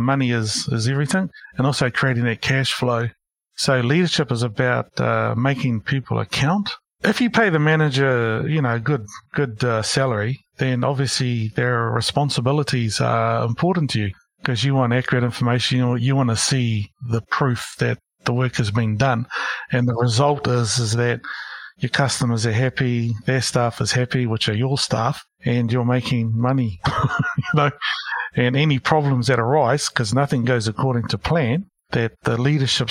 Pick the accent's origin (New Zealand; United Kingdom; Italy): New Zealand; Porirua, Wellington; moved away as an adult; also born or lived in Christchurch / Hamilton; now in Auckland, New Zealand; I grew up in Porirua, Wellington